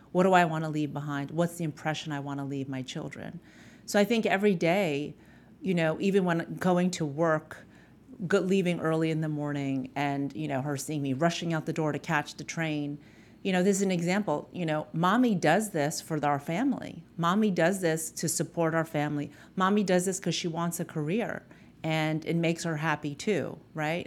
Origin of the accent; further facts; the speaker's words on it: New York City, New York, United States; my parents migrated from the Philippines to Astoria in Queens in New York City.